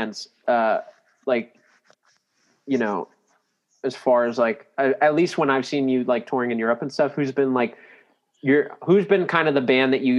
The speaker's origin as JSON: {"language": "English", "town": "Daytona Beach", "region": "Florida", "country": "United States", "tie": "born or raised there", "said": "I grew up in Daytona or like around that area"}